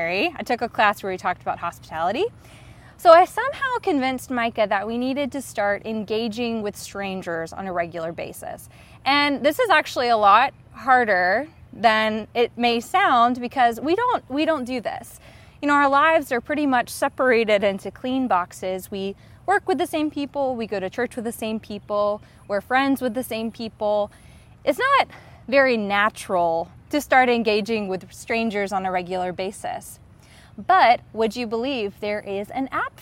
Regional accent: the American South, United States

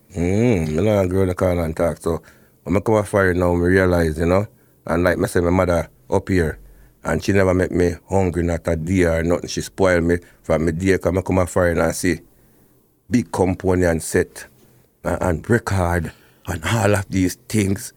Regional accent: Portland, Jamaica; moved away; I grew up, uh, Portland

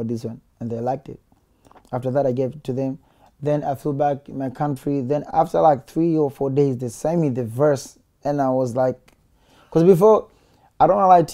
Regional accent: Dar es Salaam, Tanzania; I'm from Tandale

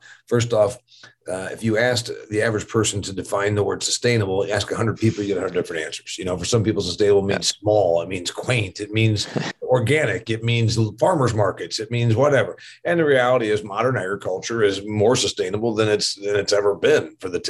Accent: Indiana, United States; the other state university here in my home state of Indiana called Indiana University.

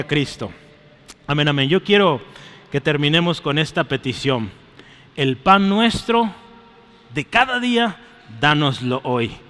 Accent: Mexico; soy mexicano

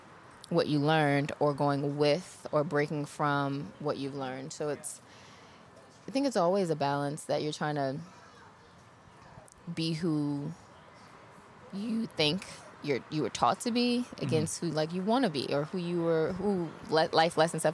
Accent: New Orleans, Louisiana, United States; moved away; I'm from New Orleans originally, and I don't have many of my things from childhood because of Katrina

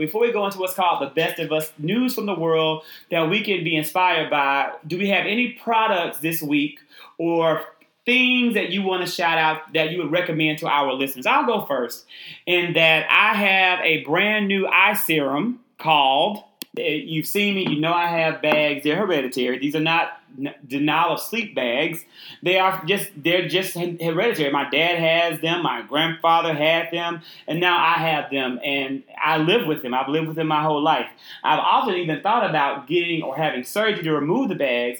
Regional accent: Mississippi, United States; my home state of Mississippi

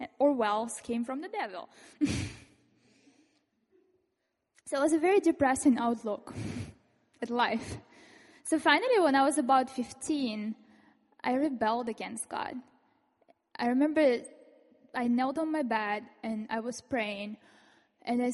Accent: Ukraine; moved away; I come from this industrial city, and I was born in Soviet Union, and it became independent Ukraine later.

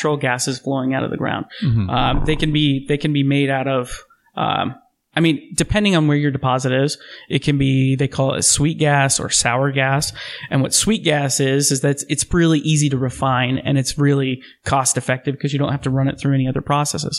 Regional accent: Midwest, United States; now in Oregon, United States; growing up in the Midwest, growing up in that part of the country

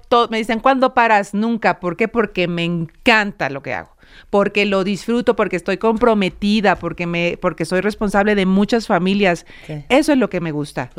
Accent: Mexico; los mexicanos y que las mujeres somos capaces de tener este puesto

